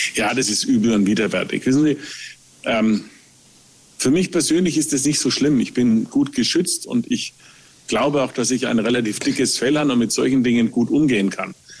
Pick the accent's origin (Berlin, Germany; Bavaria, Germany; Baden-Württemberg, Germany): Bavaria, Germany; Nuremberg; als Nürnberger, der Nürnberger Christkindlesmarkt, das ist Herzblut